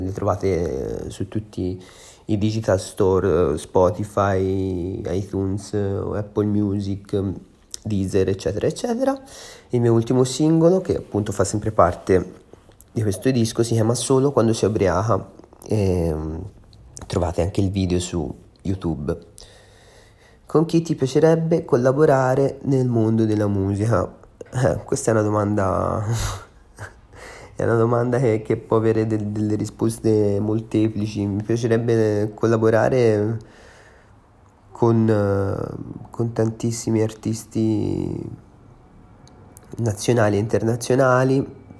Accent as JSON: {"language": "Italian", "town": "Empoli", "region": "Tuscany", "country": "Italy", "moved": "yes", "lives_now": "Milan, Italy", "said": "sono un cantautore toscano, sono nato a Empoli"}